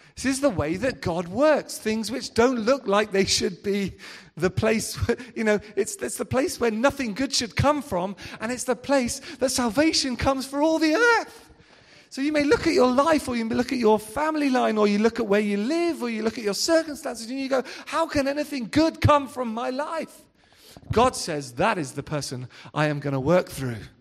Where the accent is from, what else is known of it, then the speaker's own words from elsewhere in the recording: Devon, South West England, United Kingdom; I'm from Devon